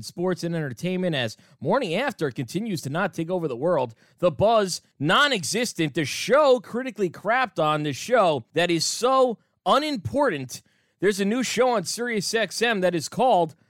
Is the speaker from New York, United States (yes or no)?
yes; New York City, New York, United States; I'm from Queens Boulevard